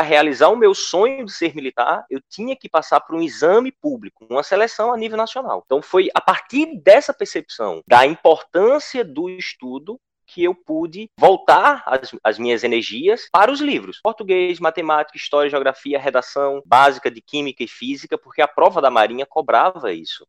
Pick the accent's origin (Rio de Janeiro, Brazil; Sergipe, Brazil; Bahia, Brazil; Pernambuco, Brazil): Pernambuco, Brazil; interior of; Eu sou do interior de Pernambuco, de uma cidade com pouco mais de 7 mil habitantes e de escola pública municipal